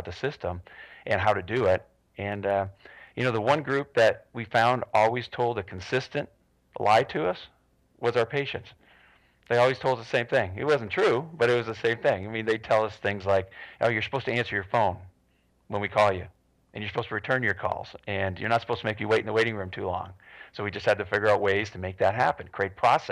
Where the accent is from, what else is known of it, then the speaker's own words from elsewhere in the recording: Toronto, Ontario, Canada; moved away as an adult; now in Phoenix, United States; I grew up in Toronto and studied there, and we moved to Phoenix in 1995